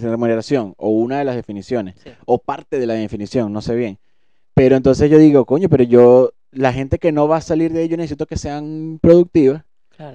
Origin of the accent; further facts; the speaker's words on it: Venezuela; como venezolano